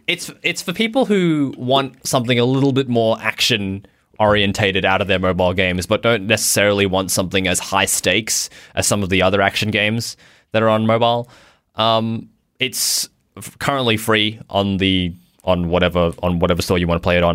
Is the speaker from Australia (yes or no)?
yes; Australia; I'm from Australia